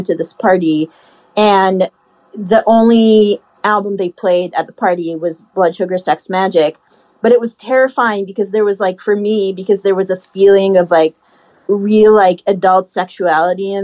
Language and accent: English; Haifa, Haifa District, Israel; born or raised there; moved away